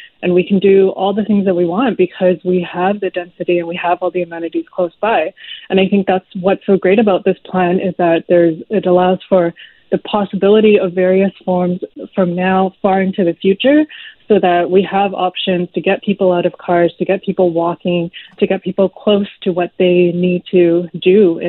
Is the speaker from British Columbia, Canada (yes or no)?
yes; Lower Mainland, British Columbia, Canada; now in Vancouver, Canada; I'm someone who lives in an apartment. I grew up in the Lower Mainland. I had to take a 2.5-hour commute each way just to go to school at UBC.